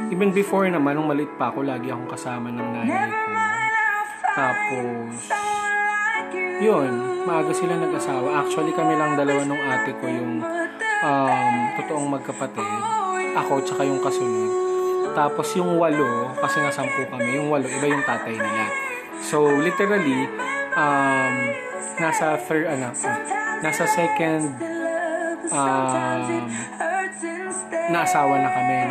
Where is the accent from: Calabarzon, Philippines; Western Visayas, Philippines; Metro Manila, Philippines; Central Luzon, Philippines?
Central Luzon, Philippines; So, moving forward, um, I'm originally from Bulacan. Ah, din ako ah. pinanganak.